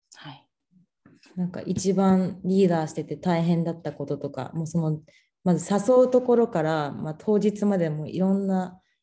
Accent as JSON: {"language": "Japanese", "region": "Tokyo", "country": "Japan", "tie": "born or raised there", "said": "私の地元が東京だった"}